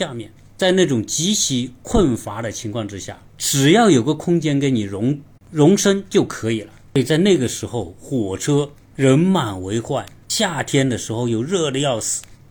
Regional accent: southern China, China; moved away as an adult; also born or lived in Changchun; 我本身是出生在南方。然后我要去吉林大学读书，

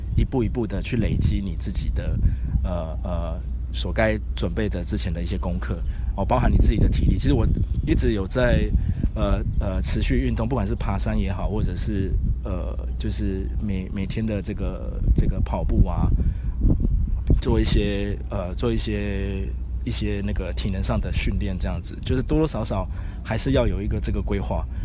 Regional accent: Taipei, Taiwan; 我是台北人

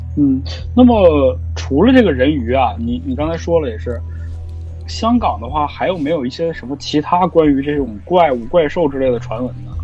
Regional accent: Jilin, China; accent: Northeastern; 大家一听这个，我这声音肯定就知道，我这一东北人

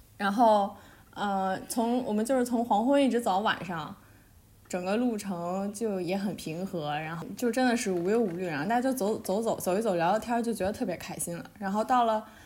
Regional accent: Beijing, China; 我身为北京人的我从来没，没去过的地方，就是我从来没有去过北海公园

